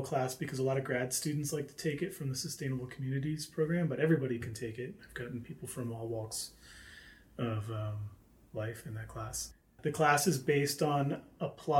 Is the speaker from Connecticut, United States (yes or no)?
no; Philadelphia, Pennsylvania, United States; moved away as an adult; now in Flagstaff, United States; I'm from Philadelphia